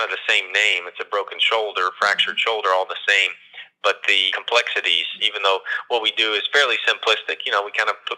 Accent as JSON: {"language": "English", "town": "Clay City", "region": "Kentucky", "country": "United States", "tie": "born or raised there", "also_born_or_lived": "Texas", "moved": "yes", "lives_now": "Lexington, United States", "said": "I grew up in Clay City"}